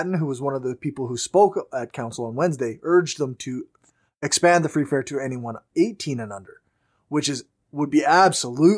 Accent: Regina, Saskatchewan, Canada; I'm from Regina.

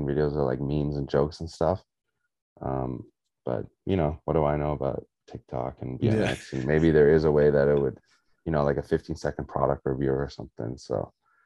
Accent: South Africa; I'm South African

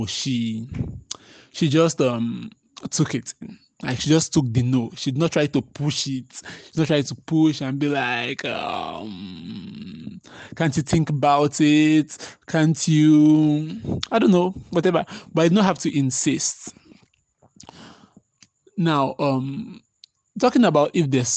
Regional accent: Boki, Cross River, Nigeria; I'm from Boki.

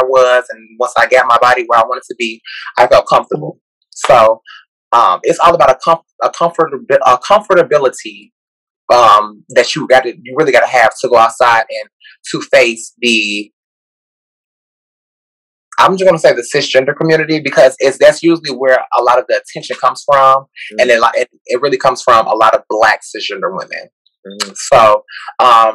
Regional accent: Gary, Indiana, United States; I'm originally from Gary, Indiana. I went to Maryville High School

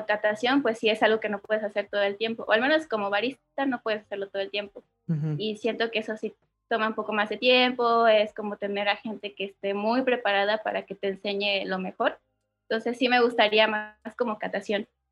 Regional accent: Oaxaca, Mexico; also born or lived in Mexico City; soy de la ciudad de Oaxaca. Nací, crecí aquí

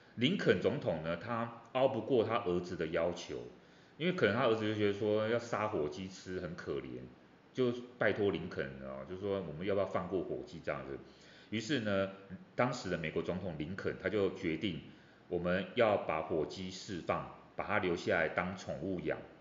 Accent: Taiwan; 我们台湾人

